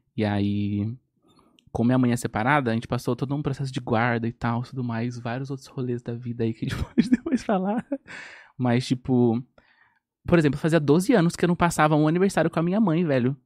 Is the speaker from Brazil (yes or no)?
yes; Guarulhos, São Paulo, Brazil; moved away as an adult; now in Bahia, Brazil; Nasci em São Paulo. Nasci em Guarulhos.